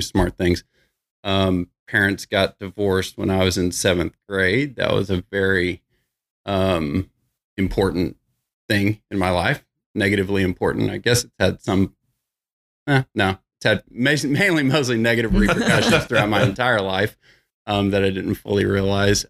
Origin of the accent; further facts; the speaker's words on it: Irving, Texas, United States; also born or lived in Bedford, Texas; So just grew up in Irving, moved to Bedford, went to high school in Bedford